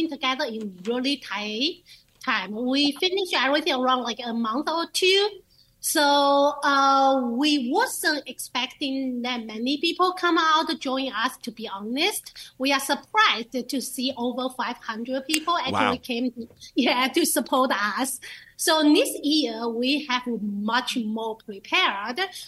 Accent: China; now in Lancaster, United States; I'm from China

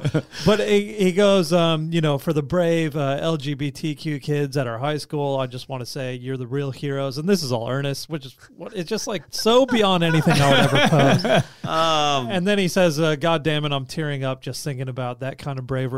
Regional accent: Kansas, United States; now in New Zealand; we grew up in Kansas

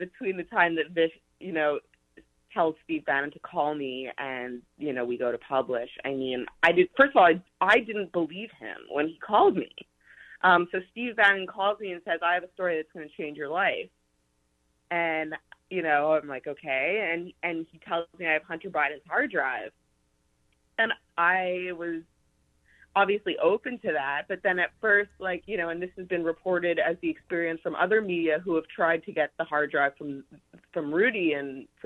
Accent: Canada; moved away as an adult; also born or lived in Montreal; now in New York, United States; I'm Canadian, and I moved to New York to work at Fox News in 2016, right after I finished university

